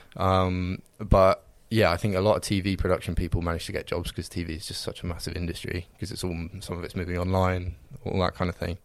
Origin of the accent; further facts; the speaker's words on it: Reading, South East England, United Kingdom; I'm from Reading